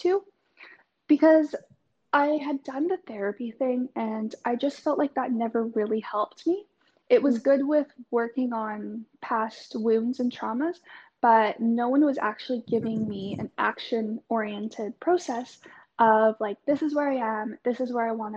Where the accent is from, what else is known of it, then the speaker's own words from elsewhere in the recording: Canada; now in Melbourne, Australia; I'm currently living in Melbourne, but I'm from Canada.